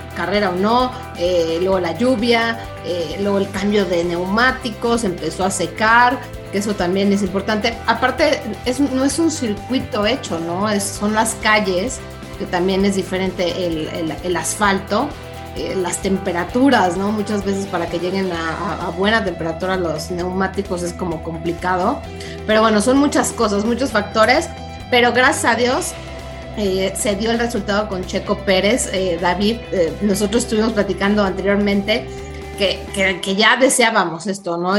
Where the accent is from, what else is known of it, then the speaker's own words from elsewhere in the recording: Mexico; como mexicano